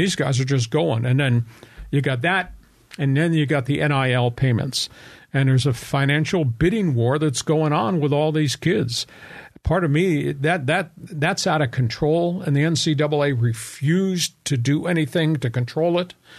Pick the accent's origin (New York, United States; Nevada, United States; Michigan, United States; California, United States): New York, United States; Long Island; moved away; also born or lived in Arizona; I was living on Long Island, growing up on Long Island.